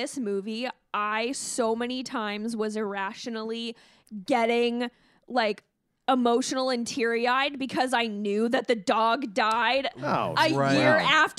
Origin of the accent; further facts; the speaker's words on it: Alberta, Canada; I grew up in Alberta